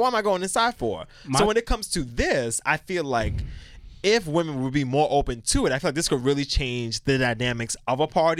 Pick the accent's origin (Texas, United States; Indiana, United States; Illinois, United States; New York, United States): New York, United States; New York City; I'm from Brooklyn